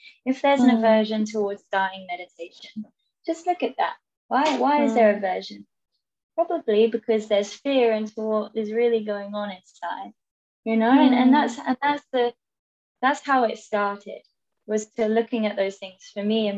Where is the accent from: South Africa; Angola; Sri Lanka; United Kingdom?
United Kingdom; England; moved away as an adult; I'm going back to England soon, and I haven't been back for a while